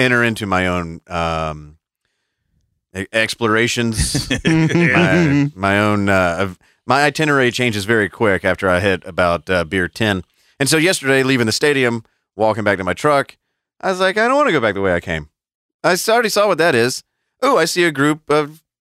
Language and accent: English; Atlanta, Georgia, United States; I'm from here. Like, I was born and raised in the Atlanta area